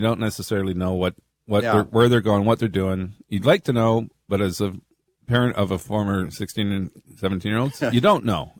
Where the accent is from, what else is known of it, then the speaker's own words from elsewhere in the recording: Burnaby, British Columbia, Canada; growing up in Burnaby, when fireworks were legal